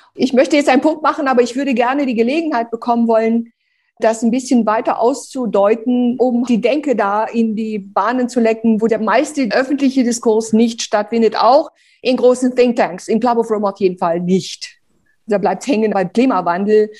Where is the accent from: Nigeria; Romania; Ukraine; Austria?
Romania; now in Germany; ich bin ja bitterarm in Rumänien aufgewachsen